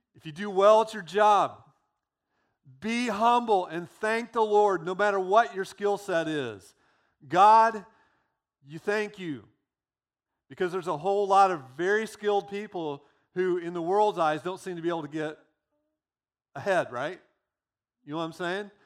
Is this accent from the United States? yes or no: yes; United States; being American